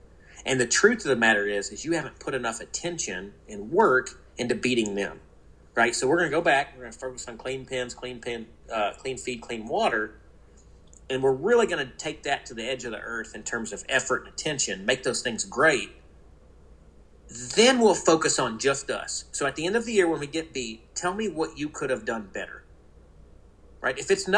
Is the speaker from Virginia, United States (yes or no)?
no; New Orleans, Louisiana, United States; So I grew up in New Orleans. My dad trained racehorses.